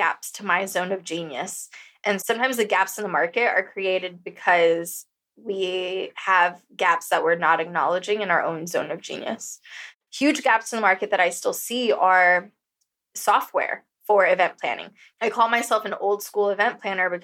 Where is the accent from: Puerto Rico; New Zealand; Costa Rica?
Costa Rica; moved away as an adult; also born or lived in San Diego, California; now in Bali, Indonesia; growing up in Costa Rica, like I did for 18 years